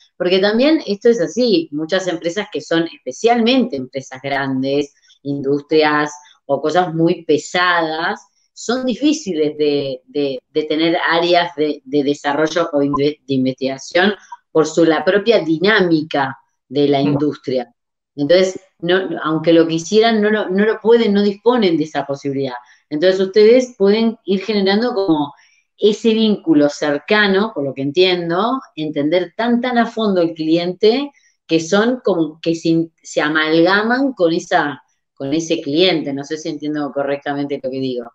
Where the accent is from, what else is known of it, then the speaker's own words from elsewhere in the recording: Uruguay; now in Barcelona, Spain; yo soy de Uruguay, estoy en Barcelona